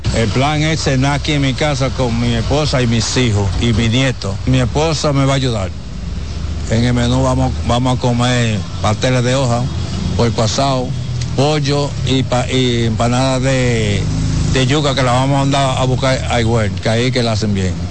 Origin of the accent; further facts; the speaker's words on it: Dominican Republic; nosotros somos dominicanos